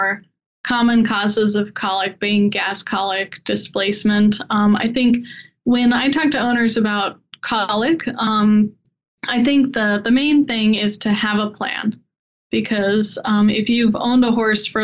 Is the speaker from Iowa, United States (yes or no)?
no; Colorado, United States; also born or lived in Ohio; growing up in Colorado